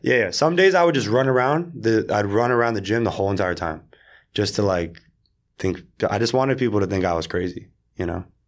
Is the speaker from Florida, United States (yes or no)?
yes; South Florida, United States; moved away; also born or lived in Israel; I grew up in South Florida in the suburbs